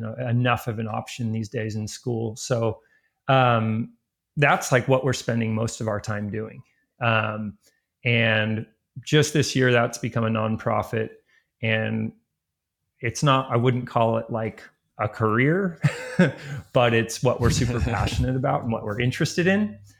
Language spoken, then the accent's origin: English; Ojai, California, United States; also born or lived in Hawaii / Ventura, California; I live in my hometown, which is Ojai, California